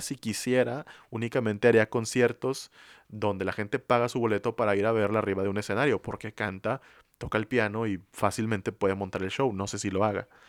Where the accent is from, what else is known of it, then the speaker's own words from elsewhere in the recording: San Nicolás de los Garza, Nuevo León, Mexico; Aquí en Monterrey, donde somos nosotros, específicamente de San Nicolás